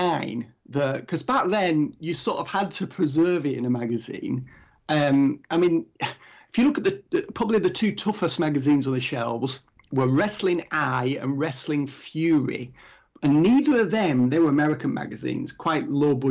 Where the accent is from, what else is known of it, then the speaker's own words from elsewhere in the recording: England, United Kingdom; I'm English